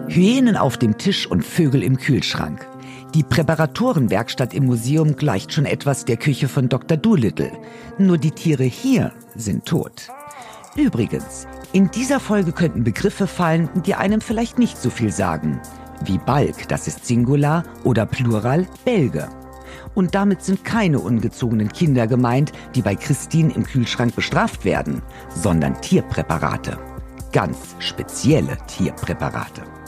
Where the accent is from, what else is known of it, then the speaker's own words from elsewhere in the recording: Berlin, Germany; als Berlinerin